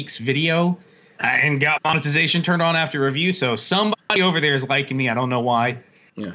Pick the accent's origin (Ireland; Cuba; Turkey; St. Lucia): Cuba